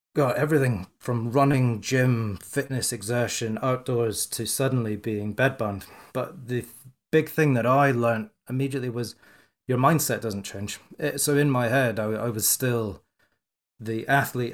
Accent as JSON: {"language": "English", "region": "Scotland", "country": "United Kingdom", "said": "I'm Scottish"}